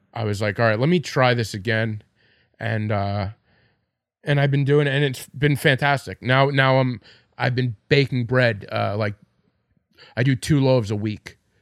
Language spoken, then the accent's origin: English; Farmingdale, New York, United States; I'm from Farmingdale.